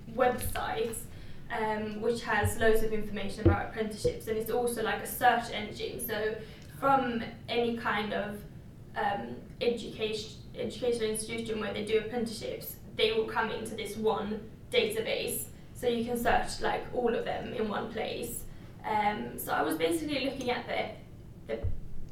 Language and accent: English; Sweden; moved away as an adult; now in London, United Kingdom; I am from Sweden